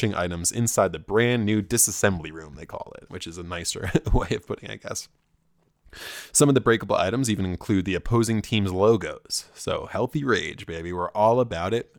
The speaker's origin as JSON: {"language": "English", "region": "central New Jersey", "country": "United States", "tie": "born or raised there", "said": "Rutgers, 15 minutes from my hometown in central New Jersey"}